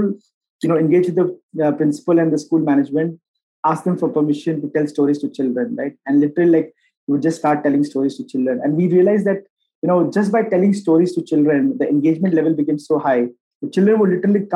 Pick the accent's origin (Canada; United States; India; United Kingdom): India; Bihar; moved away; also born or lived in Bangalore; I am from Bihar originally